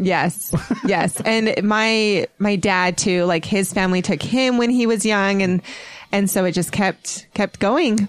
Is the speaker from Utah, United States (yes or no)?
yes; Utah, United States; also born or lived in San Diego, California; I am originally pretty much from Utah. So I was raised here in Utah and I've traveled around a little bit growing up.